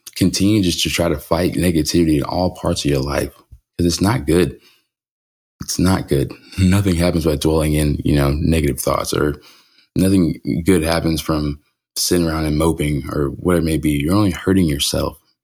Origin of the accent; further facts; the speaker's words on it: California, United States; moved away; When I was growing up in California